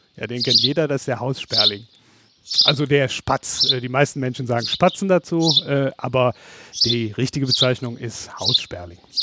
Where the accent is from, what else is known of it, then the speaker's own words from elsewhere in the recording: North Rhine-Westphalia, Germany; in dem Dorf, wo ich aufgewachsen bin